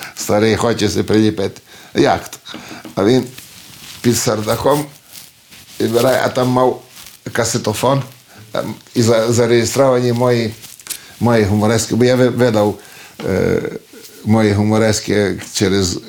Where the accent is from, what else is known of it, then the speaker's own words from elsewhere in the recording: Bistra, Maramureș County, Romania; accent: Hutsul; first language Ukrainian (Hutsul dialect); син цього села, село Бестрий, Марамуришу. Тут народився я